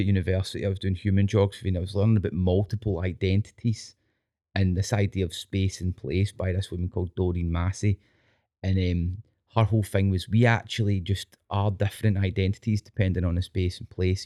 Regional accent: Scotland, United Kingdom; being Scottish, right, and then I think we're quite a, an earthy people, Scottish people

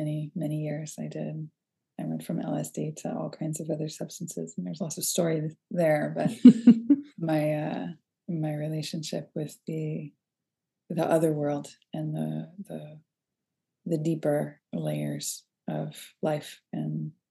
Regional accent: Boston, Massachusetts, United States; also born or lived in Philadelphia / Arlington, Massachusetts; my mother decided that we were going to move back to Boston area where I grew up

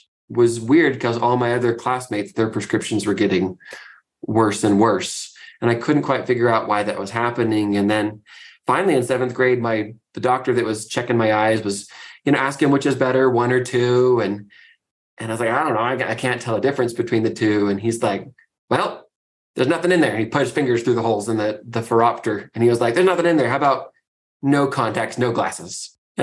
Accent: Fairbanks, Alaska, United States; So I grew up in Fairbanks, Alaska, which is a wonderful, wild place to live.

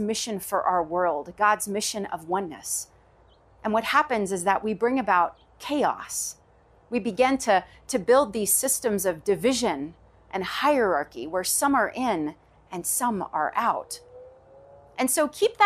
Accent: Knoxville, Tennessee, United States; I grew up in the South, Knoxville, Tennessee, to be exact

